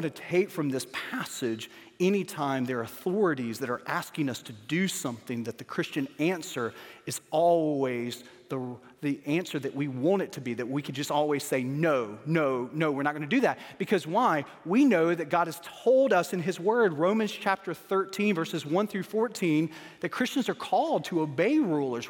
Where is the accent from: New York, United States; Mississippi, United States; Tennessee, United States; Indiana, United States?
Mississippi, United States; Starkville; moved away as an adult; I was born in Starkville, Mississippi